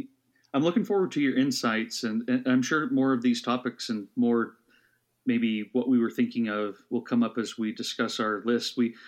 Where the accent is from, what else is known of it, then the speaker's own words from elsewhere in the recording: Idaho, United States; moved away as an adult; also born or lived in East Coast; as a kid growing up in Idaho